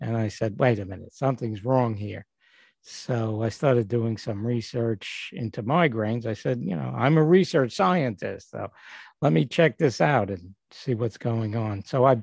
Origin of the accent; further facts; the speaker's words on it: New York City, New York, United States; now in Northport, United States; I was born and grew up in Brooklyn, and right now I'm living in Northport, New York